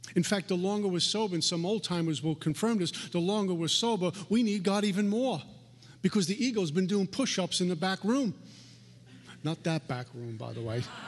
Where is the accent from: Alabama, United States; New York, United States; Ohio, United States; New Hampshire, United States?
New York, United States; New York City; I'm a punk from Brooklyn